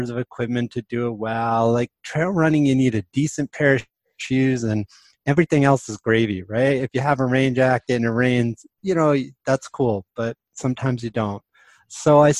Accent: New York City, New York, United States; moved away as an adult; now in New Mexico, United States; I grew up in the East Coast. I was born in New York City, but I moved to New Mexico in 1993

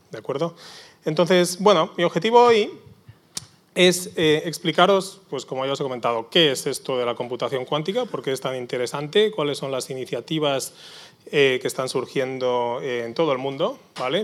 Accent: Barcelona, Catalonia, Spain; now in San Sebastián, Spain; yo soy originalmente de Barcelona, soy donostierra de, de, adopción

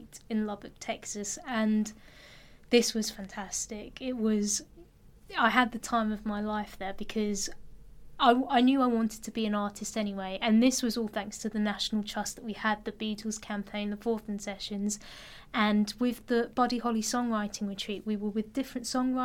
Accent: Enfield, London, United Kingdom; I come from Enfield

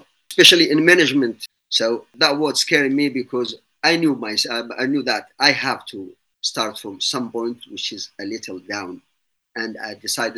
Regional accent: Yemen; English is a second language; moved away as an adult; also born or lived in St. Petersburg, Russia / United Arab Emirates; now in United Kingdom; I am originally from Yemen, that time called South Arabia, and then becomes South Yemen

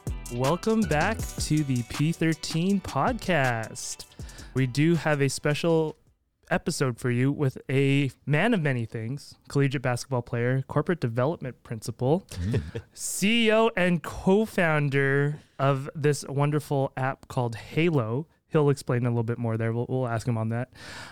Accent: Canada; I'm from Canada, so no.

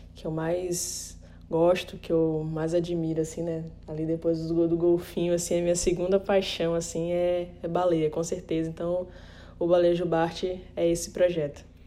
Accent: Recife, Pernambuco, Brazil; now in Fernando de Noronha, Brazil; nasci em Recife, mas moro em Fernandes de Noronha

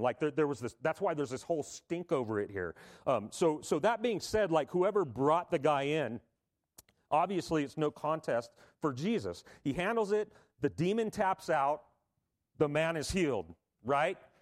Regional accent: Southern California, United States; if you were a kid growing up in Southern California

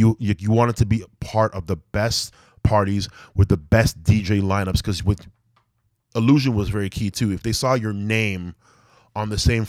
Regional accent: Malton, Ontario, Canada; I guess it's like part of Mississauga now, but yeah, I'm from Malton, Ontario, man.

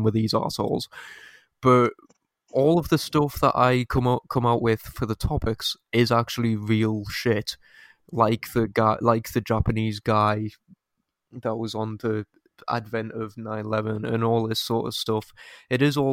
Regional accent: United Kingdom; we're British

